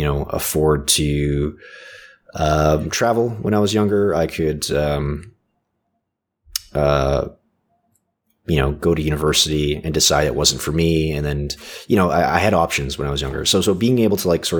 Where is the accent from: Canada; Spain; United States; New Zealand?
Canada; I was born in Canada